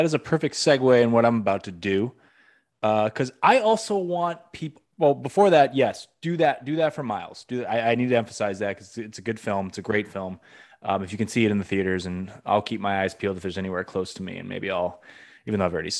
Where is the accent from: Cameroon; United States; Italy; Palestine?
United States; Massachusetts; I'm from Massachusetts